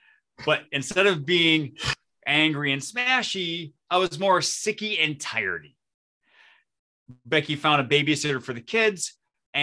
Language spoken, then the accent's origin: English; Flint, Michigan, United States; moved away as an adult; now in New Ulm, United States; I grew up in the Flint, Michigan area. And in 2002, I moved to New Ulm, Minnesota